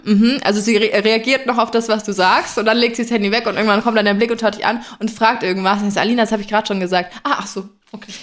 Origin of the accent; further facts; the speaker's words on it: Franconia, Germany; bei uns in Franken